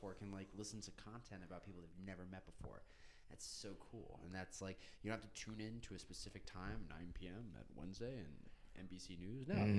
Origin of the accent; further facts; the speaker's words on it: New York City, New York, United States; grew up in Midtown Manhattan on 38th and 1st, right by the UM.